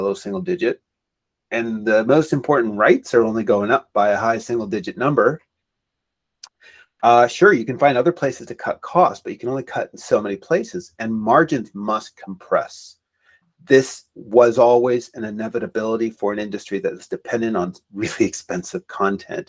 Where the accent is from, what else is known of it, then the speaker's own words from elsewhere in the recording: Canada; I'm Canadian